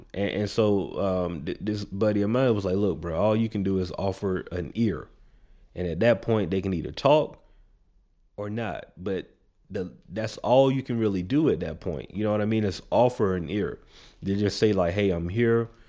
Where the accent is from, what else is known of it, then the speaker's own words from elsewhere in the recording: the South, United States; we in the South. I grew up in the South